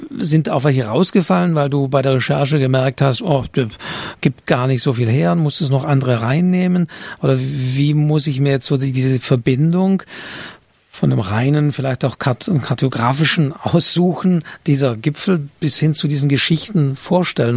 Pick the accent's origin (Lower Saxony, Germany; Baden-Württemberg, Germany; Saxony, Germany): Baden-Württemberg, Germany; Northern Black Forest; Ich bin ja aus dem Nordschwarzwald